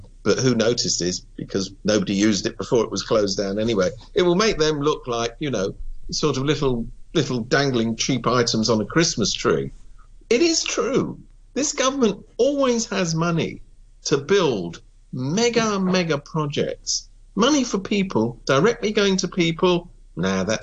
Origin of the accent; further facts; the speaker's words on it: United Kingdom; now in Hong Kong; I come from Britain.